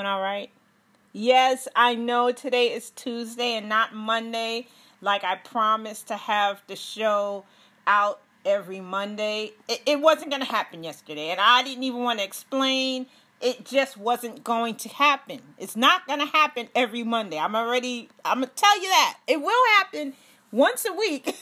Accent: New York, United States; also born or lived in Maryland; now in Charlotte, United States; I'm from New York, I live in Charlotte

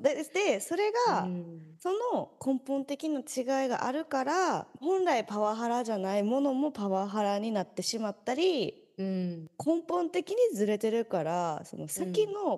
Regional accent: Kansai, Japan; moved away as an adult; now in Tokyo, Japan; 私なんてこう関西出身でさ、東京で

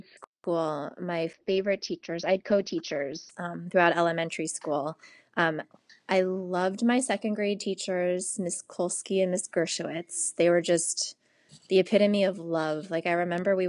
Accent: Washington, District of Columbia, United States; also born or lived in St. Louis, Missouri; now in Los Angeles, United States; I grew up in Washington, D.C., and then I moved to St. Louis before coming out to California

